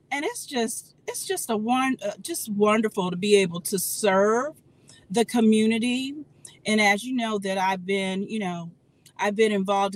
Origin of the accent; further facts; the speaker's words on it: Detroit, Michigan, United States; moved away as an adult; also born or lived in South Florida; now in Miami, United States; I'm originally from Detroit, Michigan. I moved down to Florida in 1991 to attend St. Thomas University